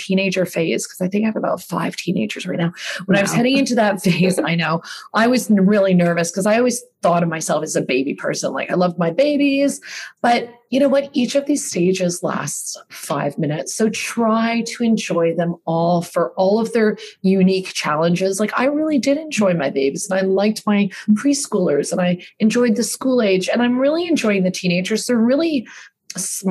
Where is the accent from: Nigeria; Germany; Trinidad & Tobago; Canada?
Canada; also born or lived in New York, United States / Australia; now in Toronto, Canada; I grew up here in Canada